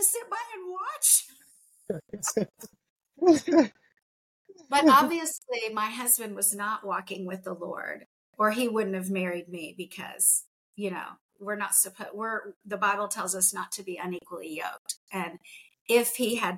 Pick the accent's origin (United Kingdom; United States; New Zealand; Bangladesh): United States; I grew up in the United States